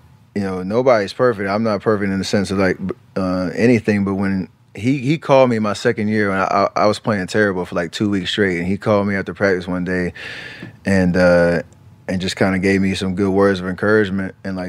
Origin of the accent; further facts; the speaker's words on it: Charlotte, North Carolina, United States; The one thing that made me most comfortable is our guy Anthony Morrow, who I grew up in Charlotte with him.